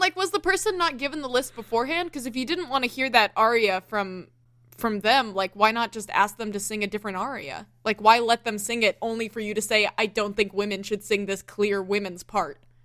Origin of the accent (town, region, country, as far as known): the South, Southern United States, United States